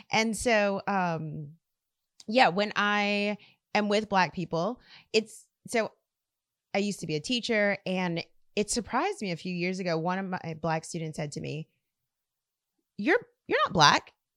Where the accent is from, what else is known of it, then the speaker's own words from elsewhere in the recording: South Louisiana, United States; I grew up here in South Louisiana